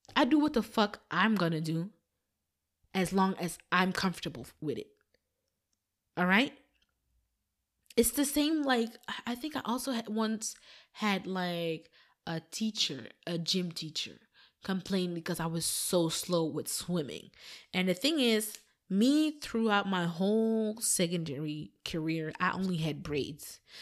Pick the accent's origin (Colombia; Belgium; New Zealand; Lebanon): Belgium; Flanders; first language Flemish; English is a second language; the first language that I spoke was not my mother tongue, my mother tongue, but Flemish